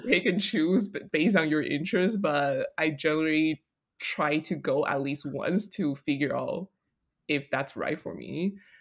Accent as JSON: {"language": "English", "country": "Taiwan", "tie": "born or raised there", "also_born_or_lived": "Colorado", "moved": "yes", "lives_now": "New York, United States", "said": "growing up in Taiwan"}